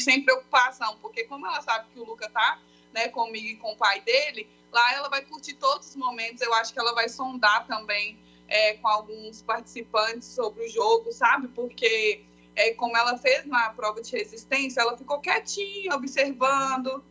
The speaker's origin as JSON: {"language": "Portuguese", "town": "Esmeraldas", "region": "Minas Gerais", "country": "Brazil", "tie": "born or raised there", "lives_now": "Belo Horizonte, Brazil", "said": "nós nascemos em Esmeraldas, né? Ah. Mas aí nós moramos em BH."}